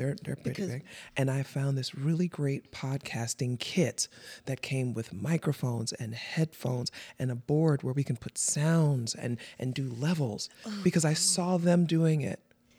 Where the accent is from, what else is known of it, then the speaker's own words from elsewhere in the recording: New York, United States; That's cool. I'm from the Bronx. You know what I'm saying, son? It's all good. We all got places where we from.